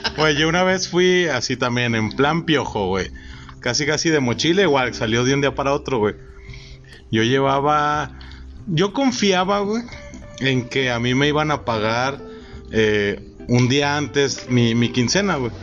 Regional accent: Mexico; como buen mexicano naco

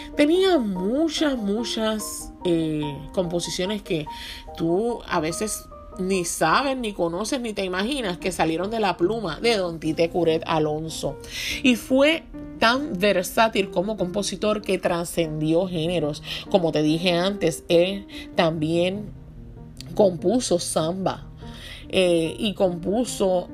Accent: Puerto Rico

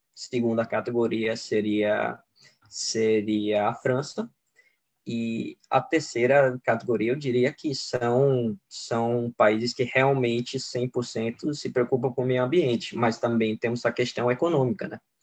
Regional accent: Sweden; also born or lived in Brazil; eu, como sueco

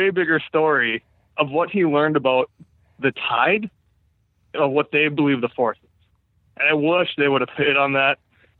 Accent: Iowa, United States; All right, anyways, I'm from Iowa.

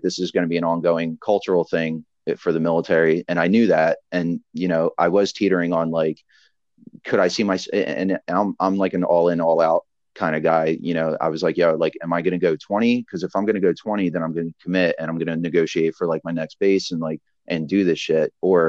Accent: Philadelphia, Pennsylvania, United States; that's why I love being from, you know, we're from Philly, where we're from an area where it's like, you sink or swim.

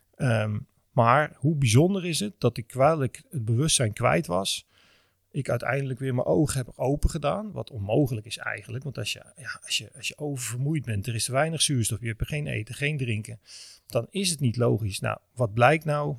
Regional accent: Netherlands; wij als Nederlanders, vooral denk ik Europeanen, zijn natuurlijk heel erg opgevoed

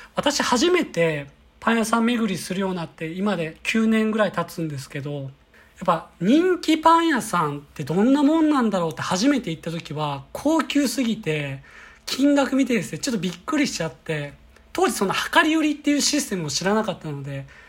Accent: Kyoto, Japan; now in Tokyo, Japan; 私は京都出身で地方から来た人間

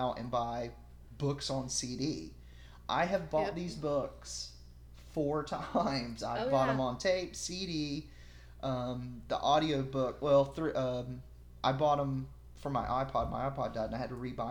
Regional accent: North Carolina, United States; I grew up in North Carolina, but I went to Illinois at least 3 times a year

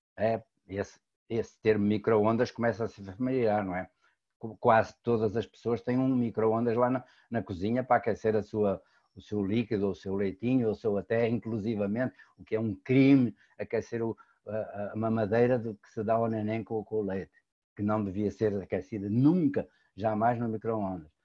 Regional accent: Portugal; moved away; also born or lived in Brazil; sou português de, naturalidade brasileira por opção

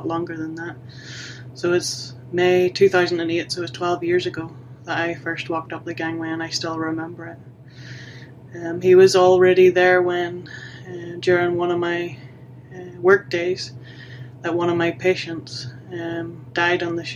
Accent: Ballyvay, Northern Ireland, United Kingdom; moved away as an adult; also born or lived in Belfast; I'm from Ballyvay, I'm a nurse

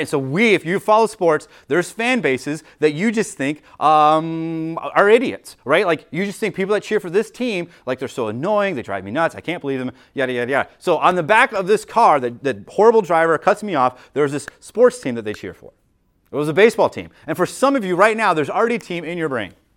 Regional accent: United States; we as Americans

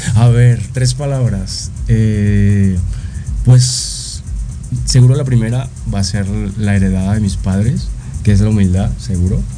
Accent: Caracas, Capital District, Venezuela; moved away as an adult; now in Mexico; soy de Caracas, Venezuela, y acabo de cumplir cinco años acá en México.

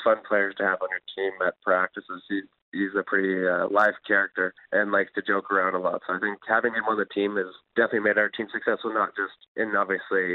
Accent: Souris, Manitoba, Canada; I was growing up in Souris playing minor hockey there

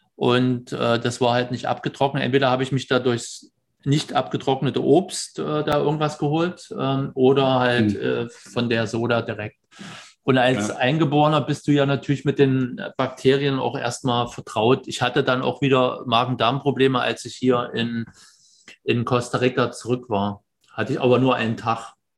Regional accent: Germany; moved away; als Deutscher

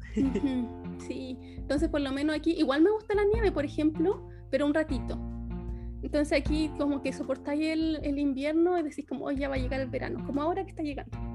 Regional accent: Angol, Araucanía, Chile; moved away as an adult; also born or lived in Santiago, Chile; now in Düsseldorf, Germany; Yo soy de Chile, soy, soy bioquímica, estudié en Santiago, pero yo soy de Angol, soy del sur de Chile

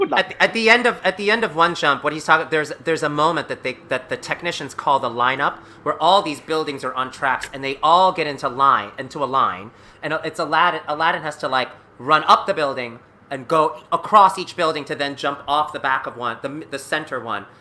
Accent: New York City, New York, United States; I grew up in New York City

